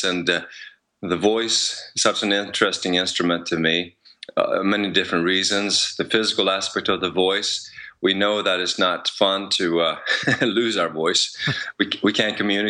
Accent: Sweden; English is a second language; now in United States; I come from Sweden, so now that I'm in the US, I'm dealing with a different language also

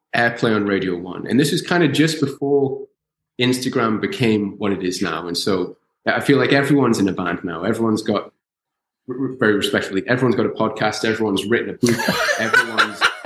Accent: Newcastle upon Tyne, North East England, United Kingdom; I grew up in Newcastle

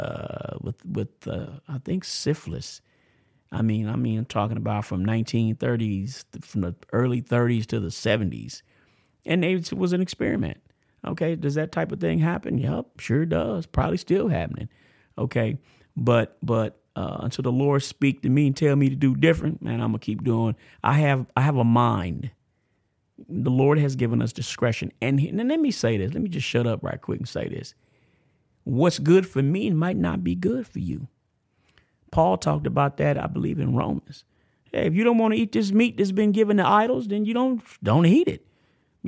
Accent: United States; also born or lived in Tampa, Florida / Amarillo, Texas; I grew up in Florida, in Cephna, and it's hood, man. Tampa's hood

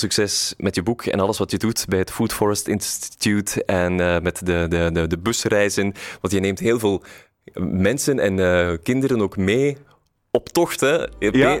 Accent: Brussels, Brussels-Capital Region, Belgium; wij als Brusselaar

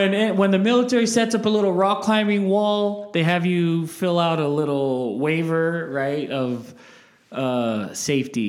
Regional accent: Salt Lake City, Utah, United States; we grew up here in Glendale. My parents still live in the same house

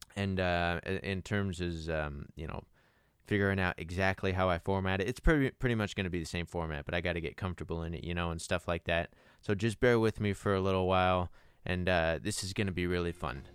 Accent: Las Vegas, Nevada, United States; also born or lived in Henderson, Nevada / Utah; I was born and raised in Las Vegas and Henderson, Nevada. I'm still here

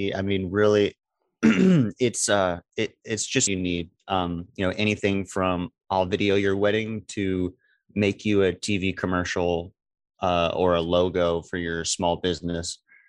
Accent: Beaumont, Texas, United States; now in Silsbee, United States; I am originally from Beaumont, Texas. I live in Silsbee, Texas now.

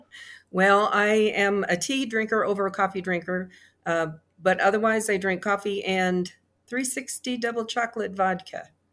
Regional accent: Midwest, United States; I grew up in the Cold War. Um, I remember the Cuban Missile Crisis. I remember a lot of fear. We lived in the Midwest

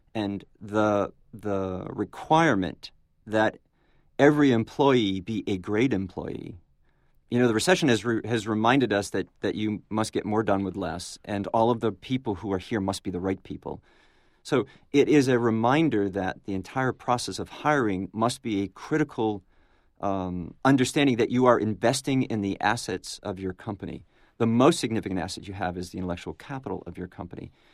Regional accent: New England, United States; now in Florida, United States; I'm from New England, and we're now in Florida.

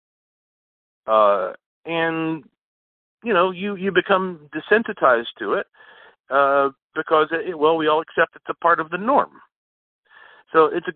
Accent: Asheville, North Carolina, United States; I was born right here in Asheville, North Carolina

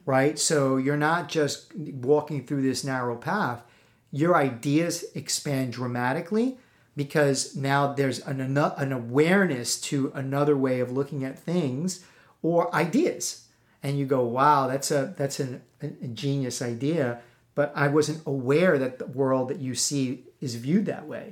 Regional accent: East Coast, United States

